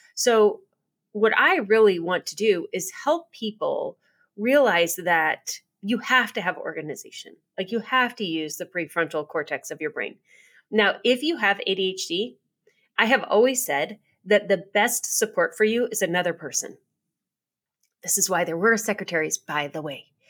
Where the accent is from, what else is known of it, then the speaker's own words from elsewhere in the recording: United States; being an American and living in America